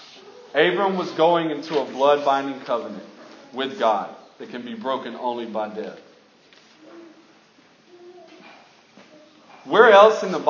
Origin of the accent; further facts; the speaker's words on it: Alabama, United States; I'm from Alabama.